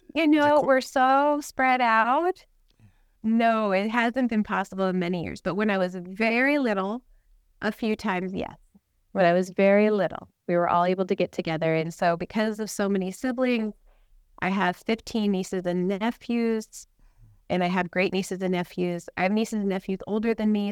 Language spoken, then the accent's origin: English; Tucson, Arizona, United States; we're from Tucson, Arizona